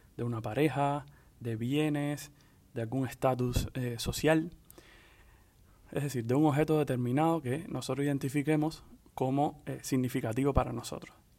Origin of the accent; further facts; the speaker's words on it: Cuba; moved away; also born or lived in Dominican Republic; soy hombre cubano y psiquiatra